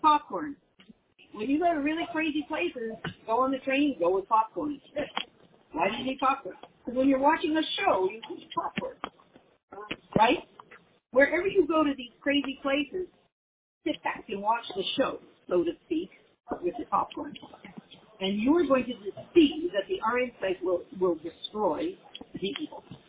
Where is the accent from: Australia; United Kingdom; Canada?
Canada; moved away